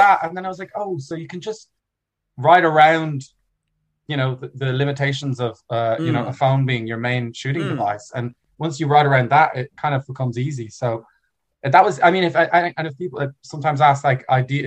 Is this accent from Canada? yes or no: no; Dublin, Leinster, Ireland; also born or lived in New York; I am from a German family, but I grew up in Ireland